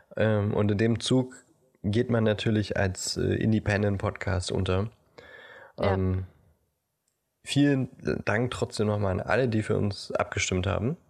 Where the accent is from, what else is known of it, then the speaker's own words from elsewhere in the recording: Brandenburg, Germany; wir sind ja beide in Brandenburg zur Schule gegangen